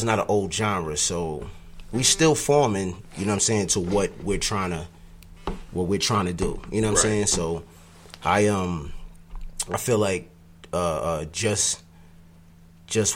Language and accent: English; New York, United States; I was another cat from New York